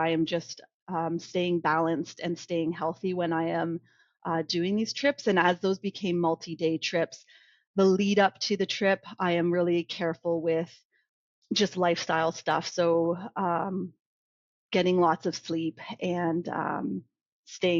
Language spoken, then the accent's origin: English; Ontario, Canada; moved away as an adult; also born or lived in Calgary, Alberta; I'm originally from Ontario